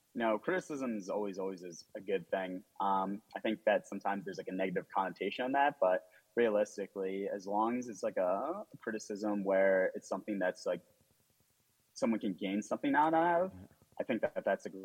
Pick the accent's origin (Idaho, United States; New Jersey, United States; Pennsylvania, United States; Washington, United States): New Jersey, United States; No, actually, believe it or not, I am a good old Jersey boy. Moved on up north. So it's kind of funny. Apparently, I've gotten a little bit of a Boston accent.